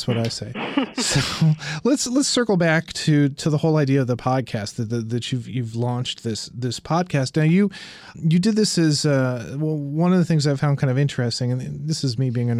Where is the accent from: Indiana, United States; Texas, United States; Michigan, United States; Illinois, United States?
Indiana, United States; You know, I grew up in Indiana, which, you know, was a, you know, is a Rust Belt state now.